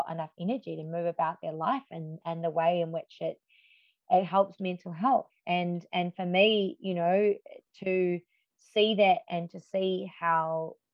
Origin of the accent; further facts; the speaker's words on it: New Zealand; now in Melbourne, Australia; And then when I moved to Melbourne from New Zealand to study dance and musical theatre, um, I did.